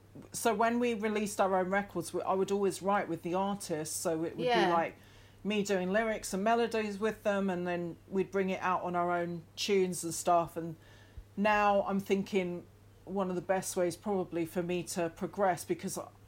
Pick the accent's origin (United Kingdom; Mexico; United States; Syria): United Kingdom; the Highlands, Scotland; growing up in the Highlands didn't really help that.